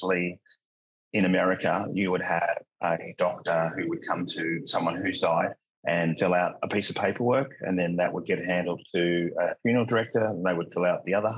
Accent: Australia; accent: Australian; I'm Australian, by the way, accent wise

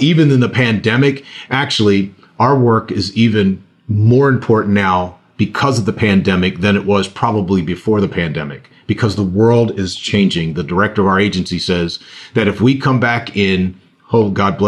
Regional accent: Pennsylvania, United States; I'm from Pennsylvania

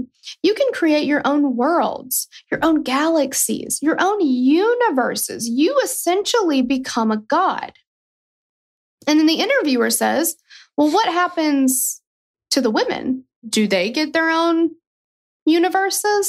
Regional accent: United States; I'm a proud American

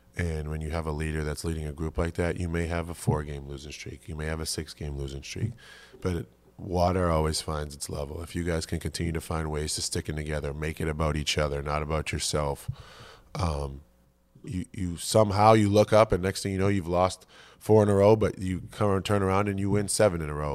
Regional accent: Boston, Massachusetts, United States; moved away as an adult; also born or lived in Ames, Iowa; now in Philadelphia, United States; growing up in Massachusetts

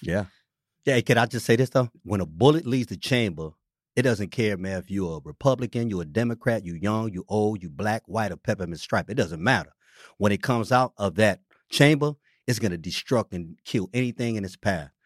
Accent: San Francisco, California, United States; this neighborhood where I'm born and raised in District Six

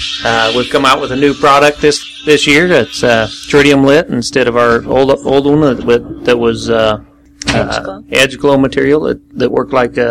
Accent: Blackfoot, Idaho, United States; Okay, we're from Blackfoot, Idaho, all of us that are owners and everybody that helps out in this.

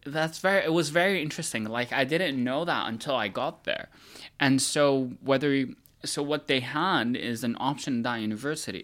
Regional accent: United States; moved away; also born or lived in Milan, Italy; as an American

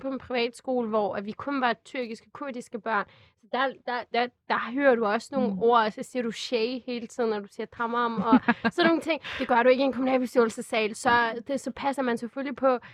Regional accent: Glostrup, Capital Region of Denmark, Denmark; also born or lived in Albertslund; jeg er født på Glostrup Hospital, jeg er vokset op i Danmark, jeg kan dansk flydende

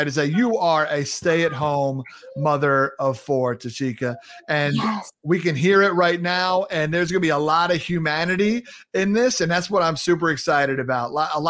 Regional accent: Sayville, New York, United States; moved away as an adult; also born or lived in Brooklyn; now in Minnesota, United States; I'm also a proud New Yorker. I grew up on Long Island, lived recently in Brooklyn and moved out to Minnesota.

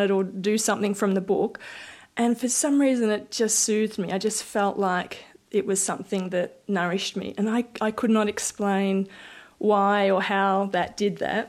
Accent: Bendigo, Victoria, Australia; also born or lived in Queensland / New South Wales / Sydney; Our family moved to Bendigo when I was maybe five or so

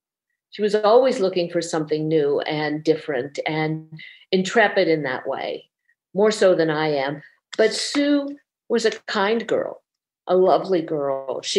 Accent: Burbank, California, United States; I grew up in Burbank, California.

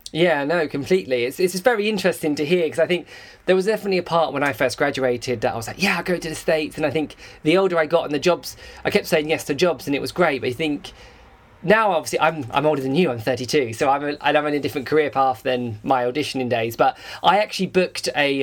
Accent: England, United Kingdom; I'm English

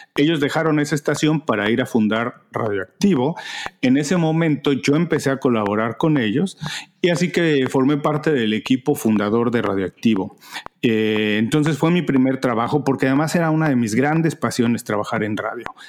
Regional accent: Mexico; moved away as an adult; now in Miami, United States; Soy mexicano, un mexicano viviendo en Miami desde hace 14 años.

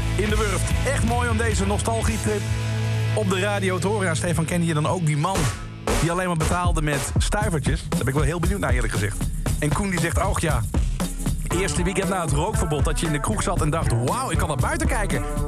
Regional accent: Limburg, Netherlands; ik kom uit Limburg

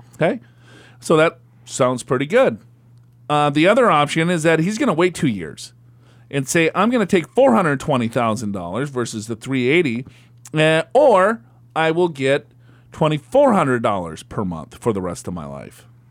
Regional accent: Minnesota, United States; I am from Minnesota

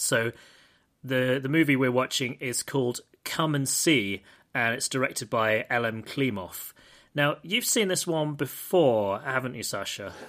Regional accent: United Kingdom; I'm British

